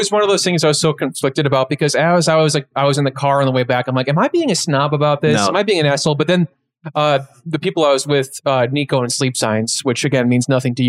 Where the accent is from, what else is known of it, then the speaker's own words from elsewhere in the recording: Lombard, Illinois, United States; I used to live there when I was a little boy.